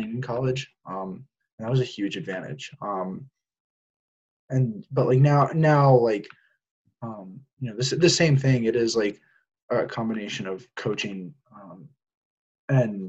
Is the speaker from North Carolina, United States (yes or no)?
yes; Cary, North Carolina, United States; I'm from Cary, North Carolina, so like 15 minutes outside of campus